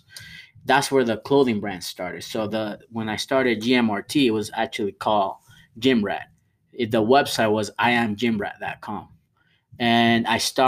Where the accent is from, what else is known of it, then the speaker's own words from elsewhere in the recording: Venezuela; now in United States; I'm from Venezuela